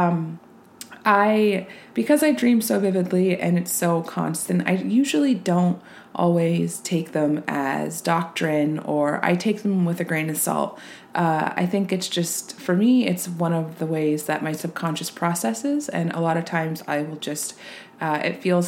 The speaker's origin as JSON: {"language": "English", "town": "Reno", "region": "Nevada", "country": "United States", "tie": "born or raised there", "said": "where I grew up in Reno, Nevada"}